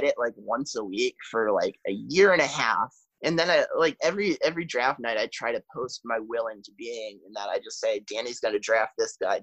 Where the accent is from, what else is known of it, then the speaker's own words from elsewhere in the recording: New Hampshire, United States; I grew up in New Hampshire